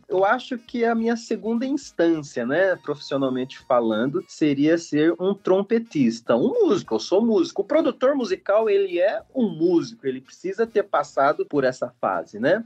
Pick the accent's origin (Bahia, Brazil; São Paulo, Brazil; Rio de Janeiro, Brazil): São Paulo, Brazil; São Manuel; São Manuel, a segunda cidade que, que, eu, que eu morei, né? Vim de São Paulo para São Manuel